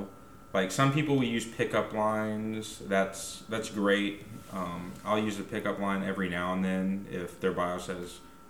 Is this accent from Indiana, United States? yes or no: no; Huntsville, Alabama, United States; I may have been born and raised in Huntsville, Alabama, but, like, I don't think I have an accent at all. I say y'all. That's about it. I say y'all and Roll Tide.